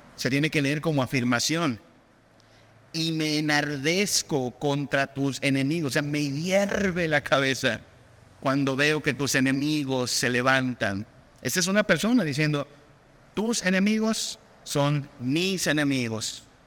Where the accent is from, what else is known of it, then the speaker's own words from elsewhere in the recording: Mexico; en nuestra cultura mexicana